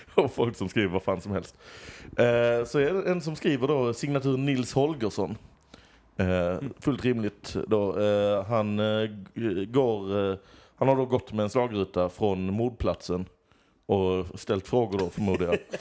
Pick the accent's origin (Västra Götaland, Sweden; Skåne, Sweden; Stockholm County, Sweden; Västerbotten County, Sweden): Skåne, Sweden; Lund; Jag är från Lund.